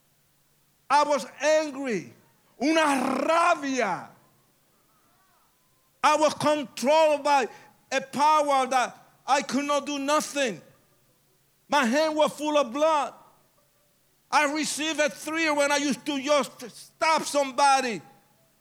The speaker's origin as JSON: {"language": "English", "country": "Puerto Rico", "tie": "born or raised there", "said": "I was born in Puerto Rico"}